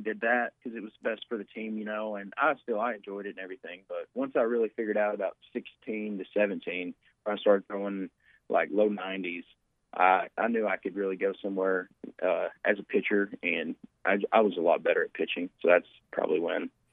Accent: Batesville, Arkansas, United States; growing up in Batesville, it was probably one of the best things for me

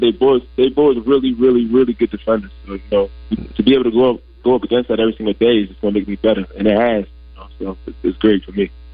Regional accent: New Jersey, United States; I'm from North Southern Jersey, North Jersey. Like I'll say about like 15 minutes away from New York City.

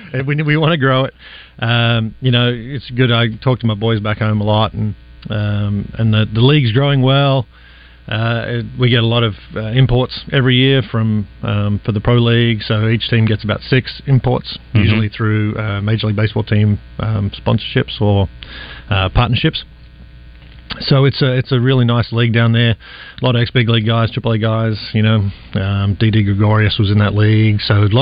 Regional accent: Sydney, New South Wales, Australia; it's kind of what I grew up in Sydney, a small town piece of Sydney.

